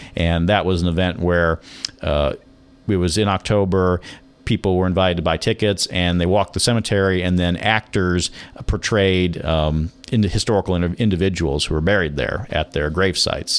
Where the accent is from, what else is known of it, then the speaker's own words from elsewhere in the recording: Laclede, Missouri, United States; moved away as an adult; also born or lived in Jefferson City, Missouri; now in Nevada, Missouri, United States; where I grew up in North Missouri, the little town of Laclede